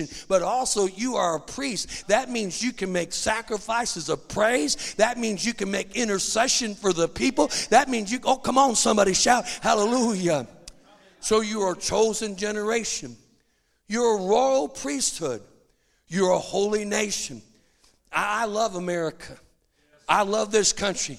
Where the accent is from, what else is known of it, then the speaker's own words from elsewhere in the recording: United States; I'm an American